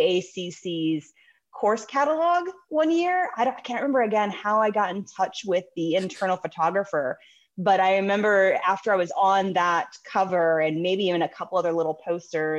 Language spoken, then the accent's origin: English; Anne Arundel County, Maryland, United States; I grew up in Anne Arundel County